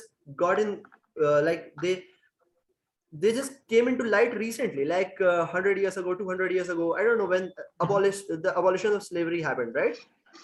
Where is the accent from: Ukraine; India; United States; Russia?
India; I'm from India